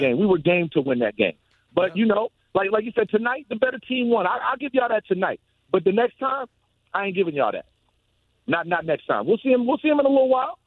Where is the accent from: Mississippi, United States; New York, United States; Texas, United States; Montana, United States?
New York, United States; New York City; I'm from Brooklyn, New York